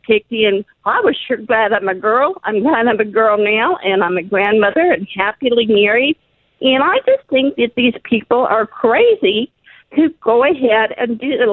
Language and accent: English; Salt Lake City, Utah, United States; now in Texas, United States; when I was growing up in Salt Lake City